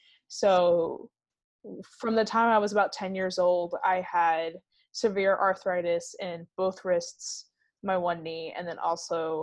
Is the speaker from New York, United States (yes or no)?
no; Kyle, Texas, United States; also born or lived in Belleview, Florida; I grew up pretty much split between Kyle, Texas and Belleville, Florida